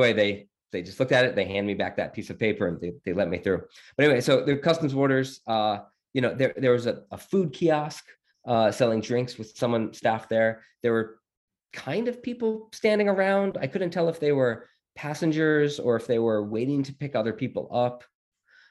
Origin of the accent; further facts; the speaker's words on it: United States; as an American, we were not allowed